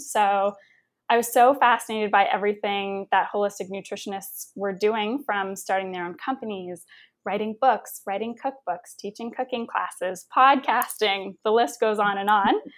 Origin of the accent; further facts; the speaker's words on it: Windsor, Ontario, Canada; moved away; also born or lived in Toronto; my hometown of Windsor, Ontario